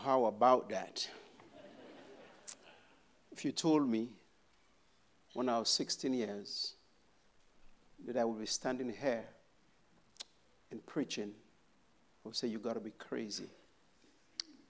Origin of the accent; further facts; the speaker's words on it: St. Lucia; I grew up in St. Lucia, born bred